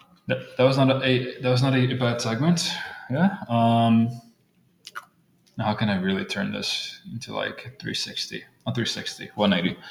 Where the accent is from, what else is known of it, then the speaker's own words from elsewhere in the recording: Brazil; moved away; where I was raised at in Brazil